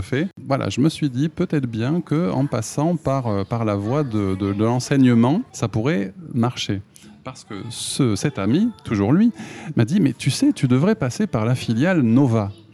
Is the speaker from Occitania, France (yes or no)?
yes; Toulouse, Occitania, France; moved away as an adult; now in Japan; je suis de Toulouse